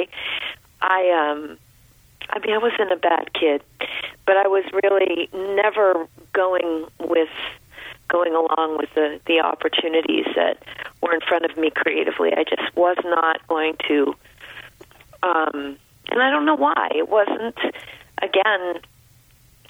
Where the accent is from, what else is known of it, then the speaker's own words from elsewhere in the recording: Rumford, Maine, United States; I grew up in rural Rumford Point, so it was very close to the Bethel area